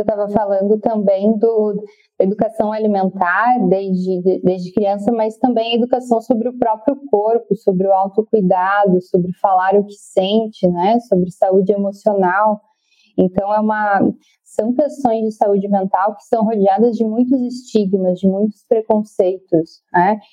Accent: Rio Grande do Sul, Brazil; moved away as an adult; now in Florianópolis, Brazil; sou gaúcha, mas vim aqui para Florianópolis fazer a, a faculdade e estou aqui desde então

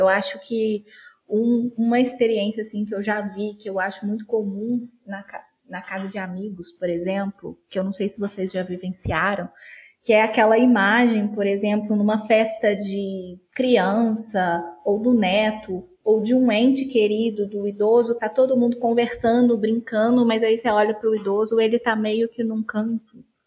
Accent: Juiz de Fora, Minas Gerais, Brazil; eu sou de Juiz de Fora, Minas Gerais

